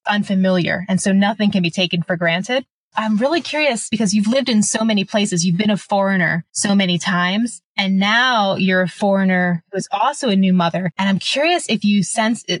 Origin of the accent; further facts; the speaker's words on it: United States; moved away as an adult; now in Italy; We're both American.